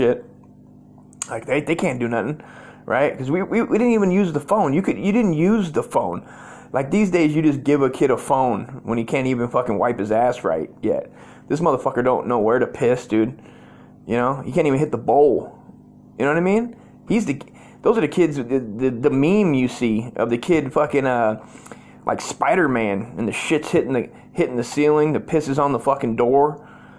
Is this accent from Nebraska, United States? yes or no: no; Las Vegas, Nevada, United States; I was born in Vegas